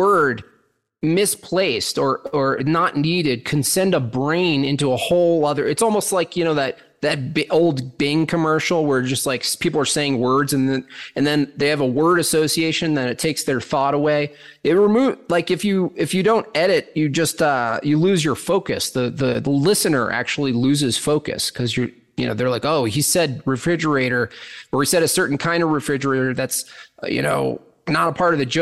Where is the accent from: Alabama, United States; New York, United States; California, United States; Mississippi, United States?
New York, United States; the Catskills; moved away; I was born in the Catskills, New York